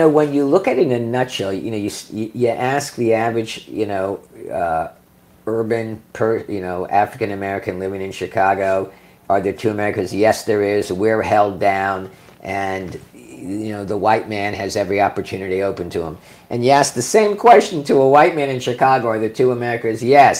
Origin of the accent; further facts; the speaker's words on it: Vietnam; I mean, I grew up in Vietnam.